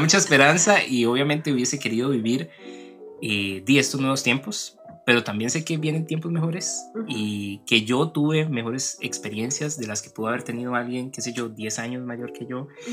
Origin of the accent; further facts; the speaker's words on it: Turrialba, Cartago, Costa Rica; yo que crecí en el centro de Turrialba